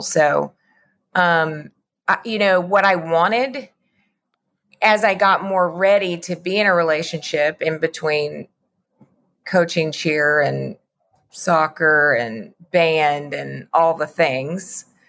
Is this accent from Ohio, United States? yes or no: no; Lubbock, Texas, United States; moved away as an adult; also born or lived in Austin; now in Dallas, United States; I grew up in Lubbock